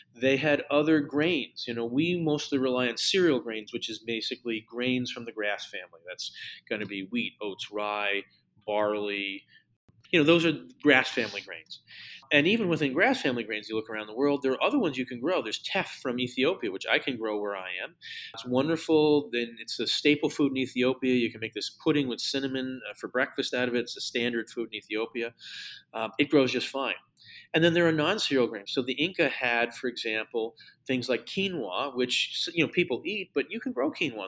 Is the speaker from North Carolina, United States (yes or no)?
no; Connecticut, United States; near the house where I grew up in Connecticut